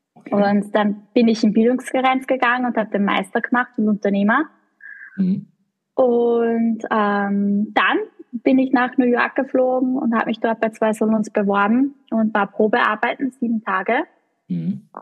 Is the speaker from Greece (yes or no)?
no; Kollerschlag, Upper Austria, Austria; accent: Austrian; moved away as an adult; now in Vienna, Austria; ich bin ursprünglich aus Oberösterreich. Das Aber das ist eh nahe. Also von dort, wo ich komme, also oberes Mühviertel, das ist die eh deutsche Grenze